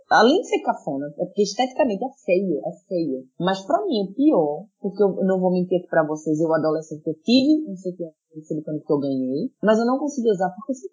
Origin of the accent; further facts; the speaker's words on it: Recife, Pernambuco, Brazil; moved away as an adult; now in Lisbon, Portugal; minha cidade natal, que é o Recife.